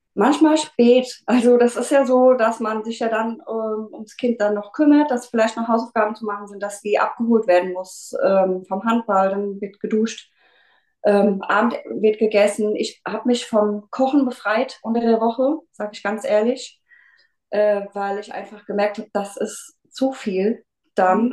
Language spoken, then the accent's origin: German; near Mainz, Rhenish Hesse, Rhineland-Palatinate, Germany; ich komme aus der Nähe von Mainz äh, in Rheinland-Pfalz, Rheinhessen.